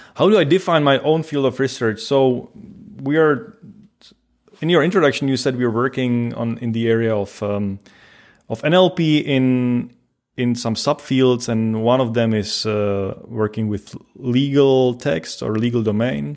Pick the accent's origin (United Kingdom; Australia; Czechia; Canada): Czechia; moved away as an adult; also born or lived in Pilsen, Czech Republic; now in Paderborn, Germany; I originally come from from the Czech Republic, which is the, the next country on the east from Germany.